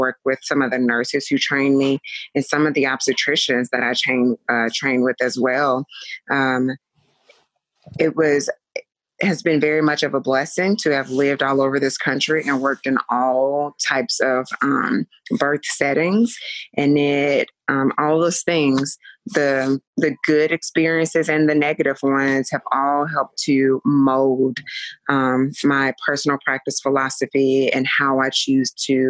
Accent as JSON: {"language": "English", "town": "Chattanooga", "region": "Tennessee", "country": "United States", "moved": "yes", "lives_now": "Las Vegas, United States", "said": "I am originally from Chattanooga, Tennessee. I currently live in Las Vegas."}